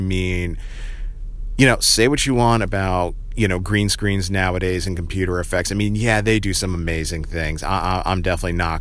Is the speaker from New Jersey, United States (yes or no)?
yes; New Jersey, United States; around where I grew up in Central Jersey